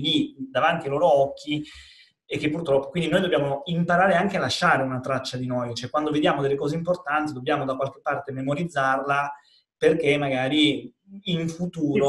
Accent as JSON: {"language": "Italian", "region": "Calabria", "country": "Italy", "tie": "born or raised there", "said": "in Calabria, eh, che come sai è la mia terra nativa"}